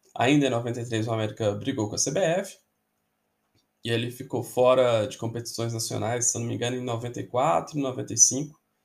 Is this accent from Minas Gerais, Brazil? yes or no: yes; Belo Horizonte, Minas Gerais, Brazil; Eu nasci em 1983 e em Belo Horizonte, né, eu morava ali no, no bairro Caiçara